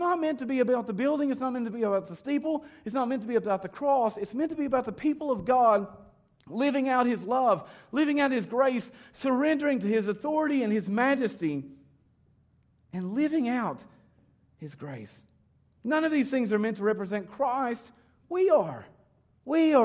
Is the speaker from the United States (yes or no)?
yes; United States; moved away; when I was raised in America